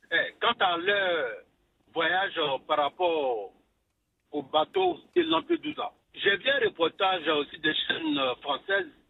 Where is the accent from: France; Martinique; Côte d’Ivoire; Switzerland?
Côte d’Ivoire; nous, les Ivoiriens, nous nous connaissons. Nous nous connaissons par notre accent.